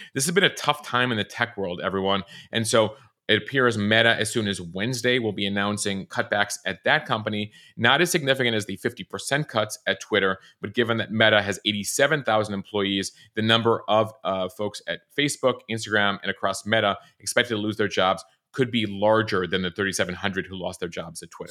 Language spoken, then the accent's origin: English; Chicago, Illinois, United States; my hometown team, the Chicago Cubs